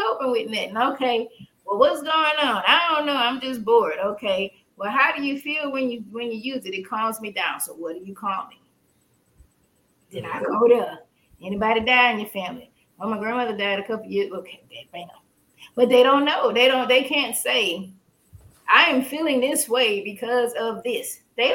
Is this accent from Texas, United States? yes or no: yes; Port Arthur, Texas, United States; I'm not from the hood. I'm from Port Arthur